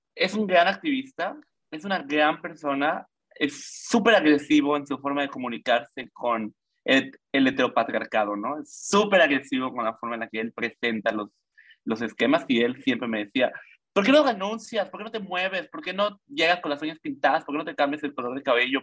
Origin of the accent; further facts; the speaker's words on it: Mérida, Yucatán, Mexico; also born or lived in Mexico City; soy de la Ciudad de México, pero me mudé a los seis años a la maravillosa ciudad de Yucatán